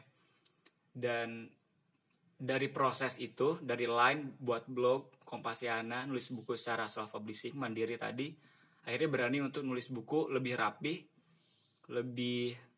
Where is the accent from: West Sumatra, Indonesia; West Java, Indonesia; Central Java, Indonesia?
West Java, Indonesia; Bandung; dari Bandung